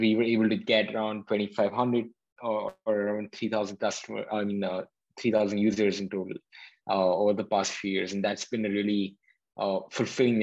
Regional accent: Hyderabad, Telangana, India; moved away as an adult; now in Berkeley, United States; I was born in India and then grew up in a city called Hyderabad for 18 years of my life

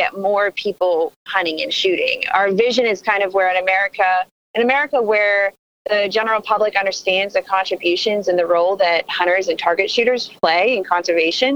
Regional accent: Greensburg, Pennsylvania, United States; I was born in Greensburg, and I went to college at Penn State, the one and only university. So, yeah, definitely local

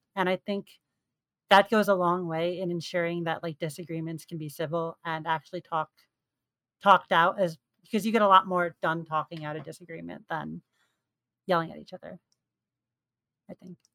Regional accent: New York, United States; So I'm from New York.

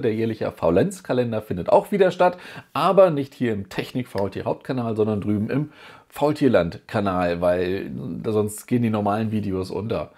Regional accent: Germany; bei uns in Deutschland

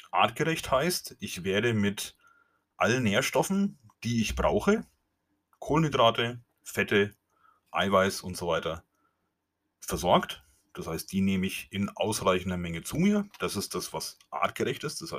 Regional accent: Bavaria, Germany; accent: Franconian; Ich komme aus Franken, wie es auch in meinem Dialekt wahrscheinlich nicht ähm, zu überhören ist oder wie es nicht zu meiden ist.

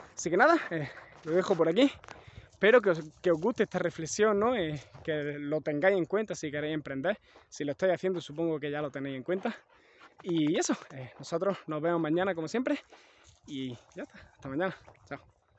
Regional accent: Andalusia, Spain; soy andaluz

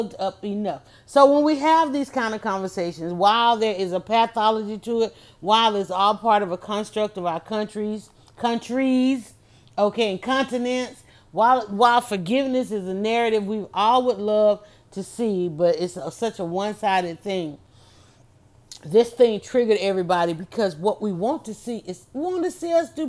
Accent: Atlanta, Georgia, United States; I'm from Atlanta

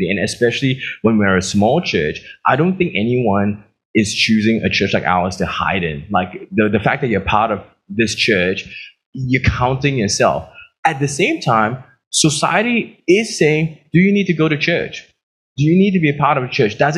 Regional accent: Australia; It's like, oh, I'm from Australia.

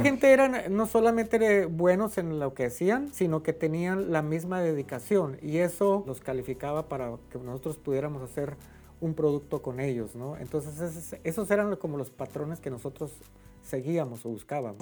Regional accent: Torreón, Coahuila, Mexico; moved away as an adult; also born or lived in Durango, Mexico; now in Dallas, United States; soy originario de Torreón, Coahuila, México

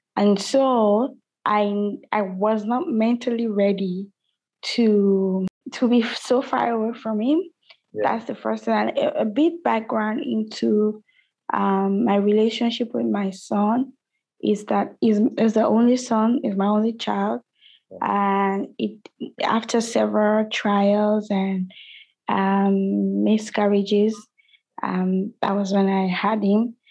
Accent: Nigeria; I'm from Nigeria

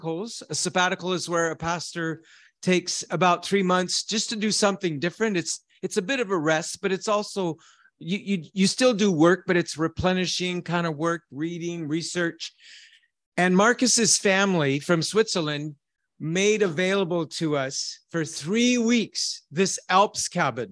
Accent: Canada; I am a shepherd from Canada.

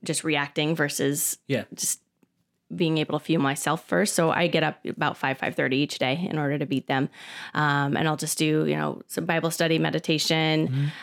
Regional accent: Phoenix, Arizona, United States; I'm a native from Phoenix and I grew up here

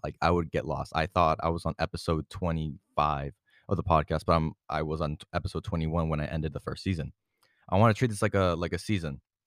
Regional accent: Puerto Rico; moved away; my family and I went through Puerto Rico, my hometown, my home island

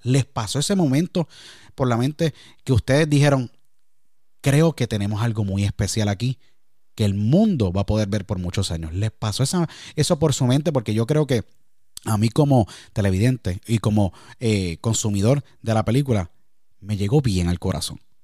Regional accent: Puerto Rico; Yo siendo puertorriqueño

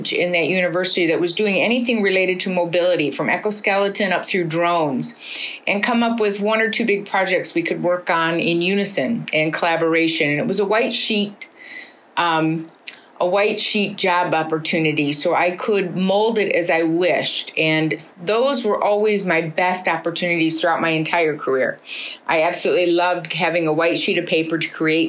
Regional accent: Detroit, Michigan, United States; I was born and raised in Detroit

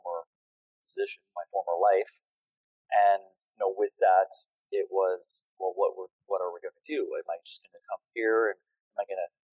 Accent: Ontario, Canada; moved away as an adult; growing up in Ontario

